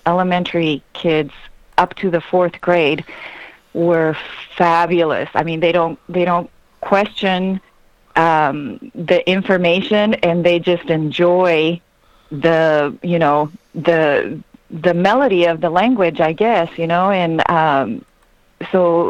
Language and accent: English; Ecuador; first language Spanish; English is a second language; moved away as an adult; also born or lived in California, United States; now in United States; I was born in California to Ecuadorian parents, and when I was about 3 years old, my parents decided to go back to Ecuador, where they were from, so I grew up over there